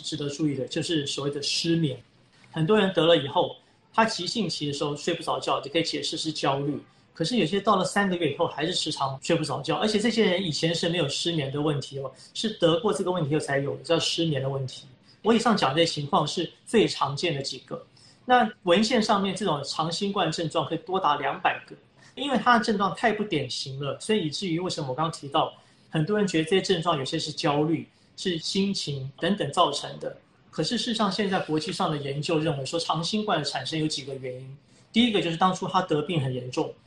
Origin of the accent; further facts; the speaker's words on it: Taiwan; 我们台湾人